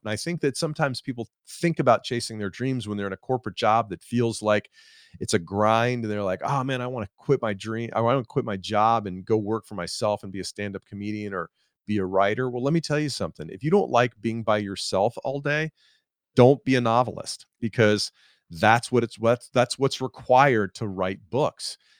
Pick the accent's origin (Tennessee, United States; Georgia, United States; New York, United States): Georgia, United States; Atlanta; I'm from Atlanta, and I live in Atlanta now